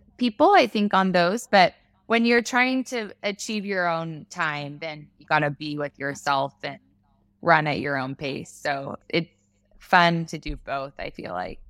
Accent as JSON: {"language": "English", "region": "Texas", "country": "United States", "said": "we're from Texas"}